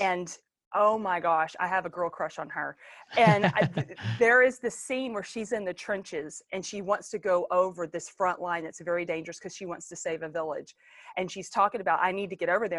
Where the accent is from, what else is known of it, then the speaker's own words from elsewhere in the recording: Longview, Texas, United States; I was born in the Bible Buckle of East Texas, Longview, Texas